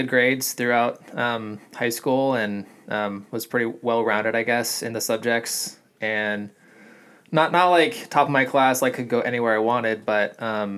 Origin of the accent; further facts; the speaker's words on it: California, United States; I'm born and raised in California